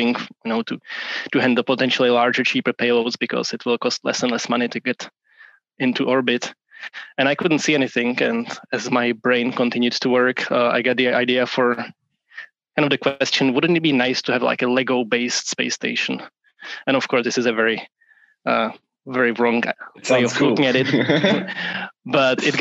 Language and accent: English; Prague, Czechia; moved away as an adult; also born or lived in upstate New York, United States; now in Portland, United States; I'm originally from Prague, from Czech Republic, even though I now live on the west coast of the US in Portland